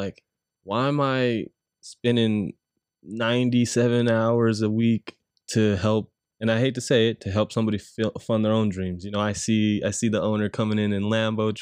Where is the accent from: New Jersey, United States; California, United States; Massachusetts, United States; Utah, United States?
California, United States; San Bernardino; I was born in San Bernardino